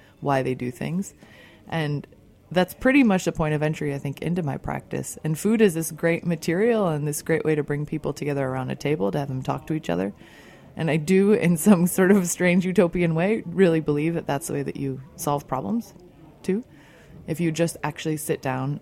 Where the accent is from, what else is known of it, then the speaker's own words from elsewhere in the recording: outside of Chicago, Illinois, United States; I grew up outside of Chicago